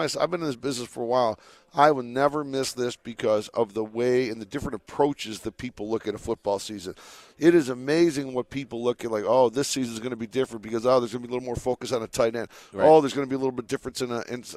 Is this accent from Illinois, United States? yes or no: no; Michigan, United States; now in Las Vegas, United States; growing up in Michigan, I was accustomed to not seeing the sun from November to the end of March